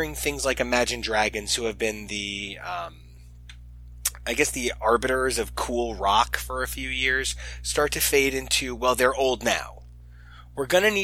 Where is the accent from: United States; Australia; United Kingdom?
United States; as an American